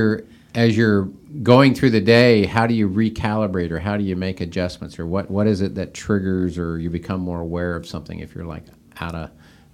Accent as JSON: {"language": "English", "town": "Seattle", "region": "Washington", "country": "United States", "tie": "born or raised there", "said": "Yeah, and it's funny, I grew up out in the Seattle, Washington area."}